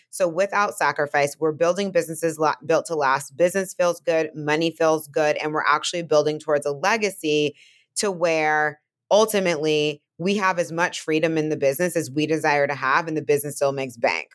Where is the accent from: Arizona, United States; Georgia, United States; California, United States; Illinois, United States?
California, United States; Bay Area; now in Brooklyn, United States; I'm from California, from the Bay Area, obviously live in Brooklyn